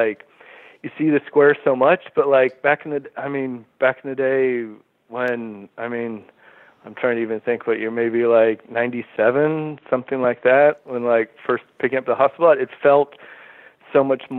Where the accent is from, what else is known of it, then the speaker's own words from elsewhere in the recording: Houston, Texas, United States; now in Brooklyn, United States; I grew up in a suburb of Houston, Texas